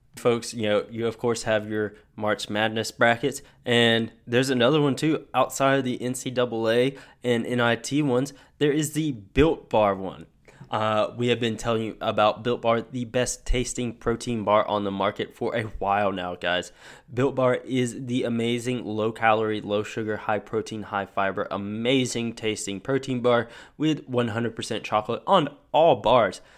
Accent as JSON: {"language": "English", "region": "North Carolina", "country": "United States", "said": "I'm from North Carolina. College basketball is a religion here"}